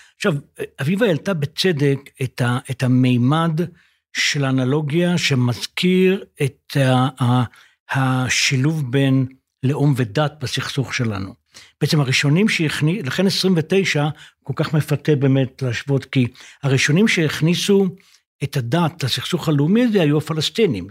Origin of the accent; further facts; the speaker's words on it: Israel; אני בן קיבוץ